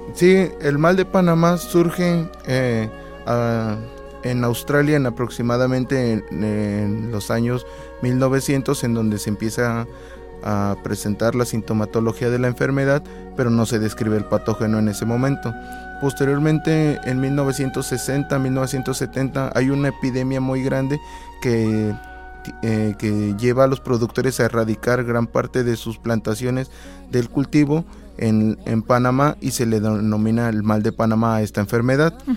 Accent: Tlapacoyan, Veracruz, Mexico; moved away as an adult; now in Xalapa, Mexico; Yo soy de Tlapacoyan, de Tlapacoyan, Veracruz.

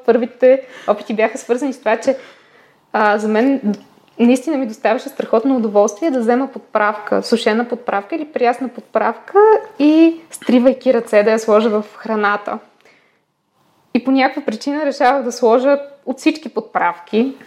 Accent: Plovdiv, Plovdiv Province, Bulgaria; когато си бяхме в Пловдив, тъй като аз съм от Пловдив, когато си бяхме в Пловдив, си спомням, че ходейки на детска градина и в първите години на училище

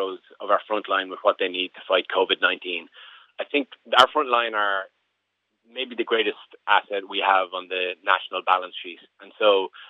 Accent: Termonfeckin, Leinster, Ireland; I'm from Termonfeckin

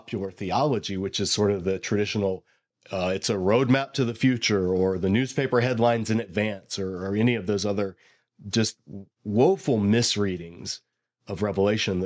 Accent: Bible Belt, the South, United States; I sort of was growing up in the South in the Bible Belt

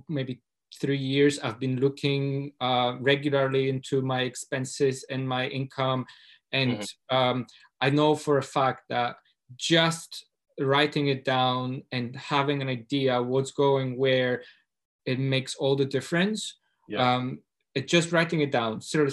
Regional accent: Poland; moved away as an adult; now in Scotland, United Kingdom; I come from Poland, from a working class family, low income, and I came to Scotland 10 years ago

